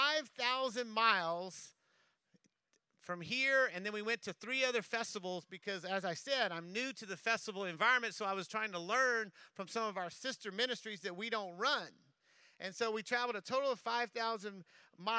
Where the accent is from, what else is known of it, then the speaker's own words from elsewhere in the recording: Louisiana, United States; I'm from Louisiana